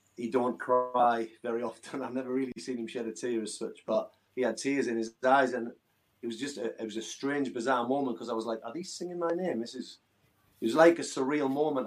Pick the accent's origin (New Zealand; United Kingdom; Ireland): United Kingdom; Hartlepool, North East England; my hometown Hartlepool